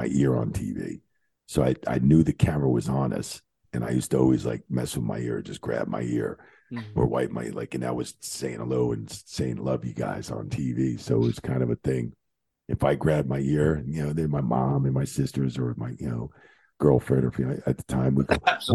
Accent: Bayonne, New Jersey, United States; I'm from Bayonne, Jersey, right down the street, down by Jersey City, Bayonne, New Jersey

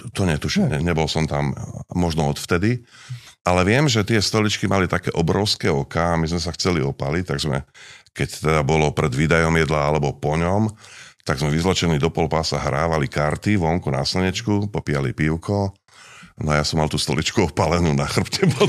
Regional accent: Partizánske, Trenčín Region, Slovakia; moved away; also born or lived in Pezinok; narodil som sa v malinkom mestečku, ktoré Nemci volajú Banditenstadt. Čiže partizánske?

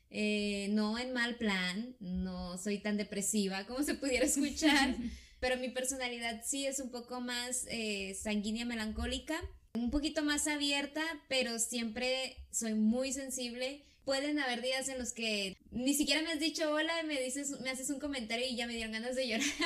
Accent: Ensenada, Baja California, Mexico; yo sí soy de Ensenada, Baja California, y aquí nací, y aquí he vivido toda mi vida. Eh, de hecho, yo no conozco mucho de afuera, por ejemplo, no conozco nada de Sonora

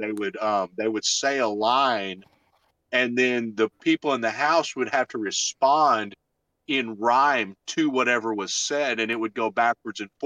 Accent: Arkansas, United States; accent: Arkansas; my Arkansas accent

